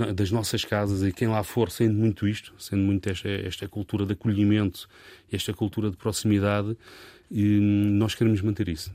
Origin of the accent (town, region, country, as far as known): Portugal